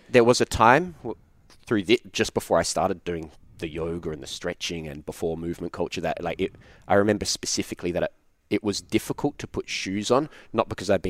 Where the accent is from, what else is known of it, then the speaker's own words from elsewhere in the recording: Australia; Yeah, yeah I'm Australian.